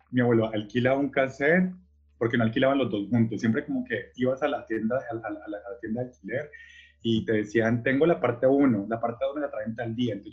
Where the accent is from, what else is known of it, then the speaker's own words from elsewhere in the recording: Cali, Valle del Cauca, Colombia; moved away as an adult; also born or lived in Buenos Aires, Argentina; Eh, nací en Cali, Colombia.